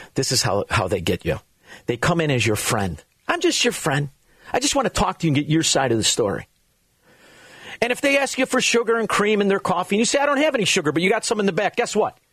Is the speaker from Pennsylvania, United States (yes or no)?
no; Chicago, Illinois, United States; We are from Chicago, Illinois